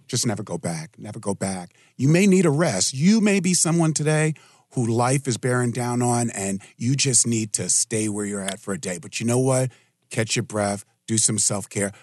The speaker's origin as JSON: {"language": "English", "town": "New York City", "region": "New York", "country": "United States", "tie": "born or raised there", "moved": "yes", "lives_now": "Richmond, United States", "said": "I grew up in New York City"}